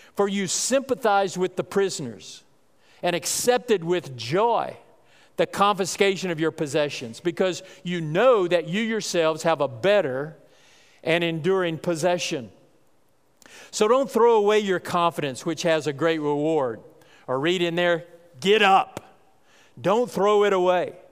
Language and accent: English; North Texas, United States; I grew up in North Texas